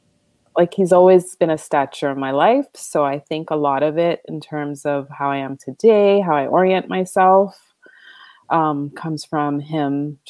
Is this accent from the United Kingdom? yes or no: no; Canada; Yeah, I mean, first gen, right? Parents, father's Trini, mom's guys